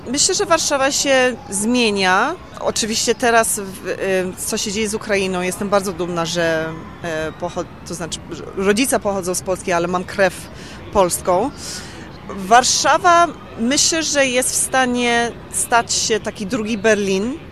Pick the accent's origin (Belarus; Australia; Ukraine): Australia; also born or lived in London, United Kingdom; now in Warsaw, Poland; w Australii, tam gdzie skąd pochodzę